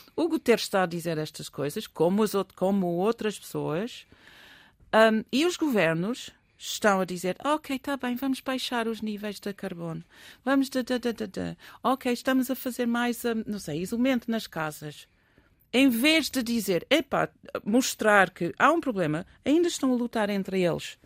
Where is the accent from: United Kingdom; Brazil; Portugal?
United Kingdom; England; moved away; Eu sou inglesa